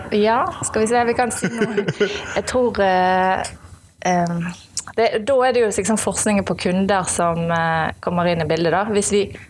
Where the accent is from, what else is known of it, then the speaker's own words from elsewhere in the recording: Askøy, Vestland, Norway; jeg født og oppvokst på Askøy